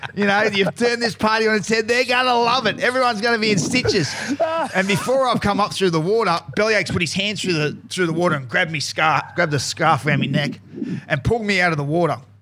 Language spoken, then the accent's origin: English; Newcastle, New South Wales, Australia; I, I come from Newcastle